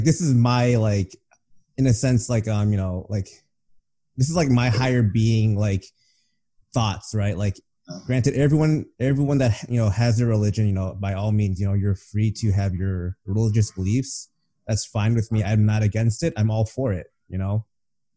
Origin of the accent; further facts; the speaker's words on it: United States; I'm American